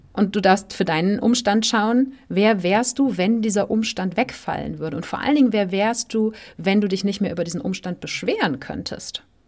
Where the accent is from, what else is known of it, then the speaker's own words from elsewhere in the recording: Germany; moved away as an adult; aus dem Land, wo man aufgewachsen ist